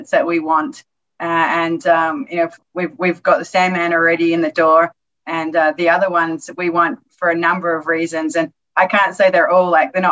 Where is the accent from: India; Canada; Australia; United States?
Australia; moved away; coming from Australia